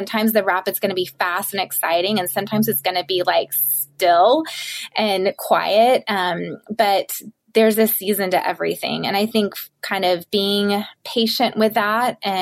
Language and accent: English; the South, United States; I am from the South, and my mom was a stay-at-home mom